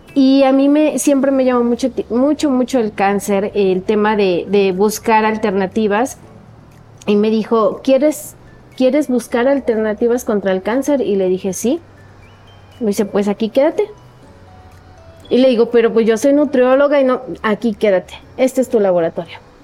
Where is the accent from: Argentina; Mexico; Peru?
Mexico; Coatepec, Veracruz; orgullosamente cuatepecana. Eh, me siento muy, muy bendecida de haber nacido en esa tierra. Este, y pues ahí transcurrió, ha transcurrido toda mi vida